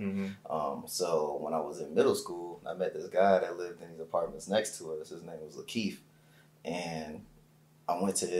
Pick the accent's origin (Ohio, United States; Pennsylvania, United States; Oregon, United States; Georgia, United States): Georgia, United States; Columbus; born there; also born or lived in Germany / Texas / Illinois / California; You know, I was born in Columbus, Georgia.